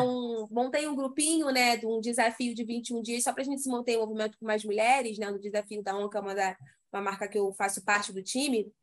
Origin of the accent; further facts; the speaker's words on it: Rio de Janeiro, Brazil; eu sou do Rio